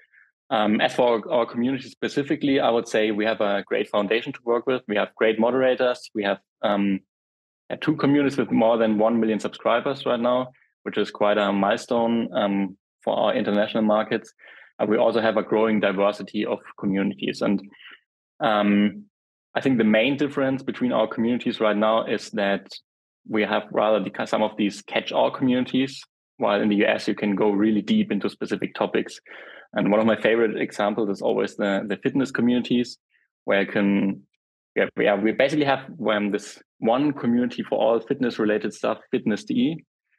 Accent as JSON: {"language": "English", "country": "Germany", "said": "I'm from Germany."}